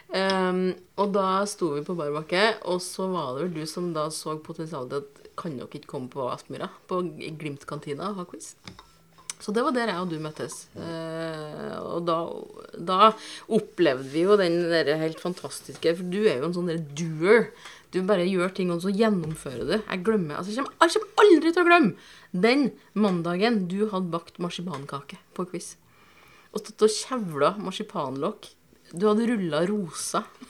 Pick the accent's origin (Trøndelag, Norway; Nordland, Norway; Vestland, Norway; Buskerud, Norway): Trøndelag, Norway; Inderøya; moved away as an adult; now in Bodø, Norway; flytta hit sammen med min gode barndomsvenn Nils. Fordi vi kommer begge to fra Inderøya